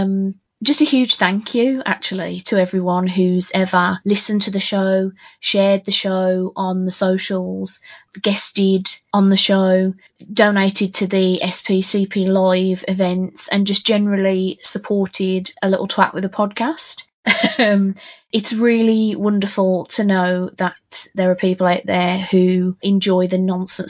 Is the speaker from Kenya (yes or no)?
no; United Kingdom; I'm very British